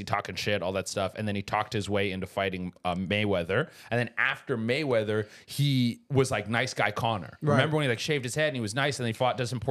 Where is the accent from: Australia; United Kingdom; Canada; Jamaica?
Canada; also born or lived in Mexico; I'm from Canada, but I did live in Mexico. I lived in Mexico for 3 years.